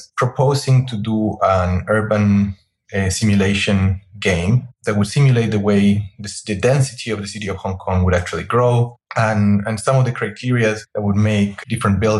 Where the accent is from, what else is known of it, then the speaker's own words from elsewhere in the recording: Chile; moved away as an adult; also born or lived in London, United Kingdom; I'm originally from Chile, and that's where I studied architecture in the Universidad de Chile